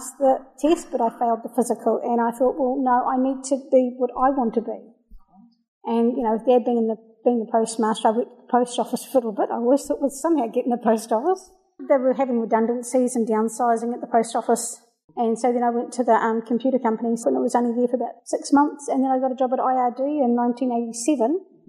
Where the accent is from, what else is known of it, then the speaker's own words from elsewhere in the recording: New Zealand; also born or lived in Melbourne, Australia; I was born in Melbourne, Australia, and we lived there until I was three, and then we moved to New Zealand. My dad's a New Zealander, my mum's an Aussie, she was born in Brisbane.